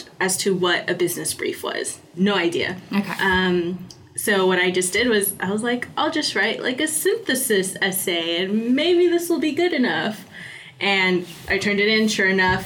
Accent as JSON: {"language": "English", "town": "Fayetteville", "region": "Arkansas", "country": "United States", "said": "I am a junior from Fayetteville, Arkansas."}